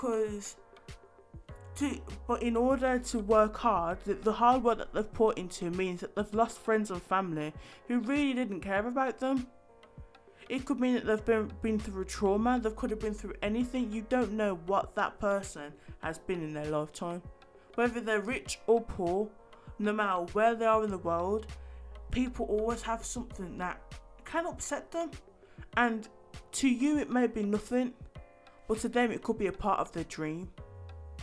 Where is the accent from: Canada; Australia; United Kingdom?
United Kingdom; as British people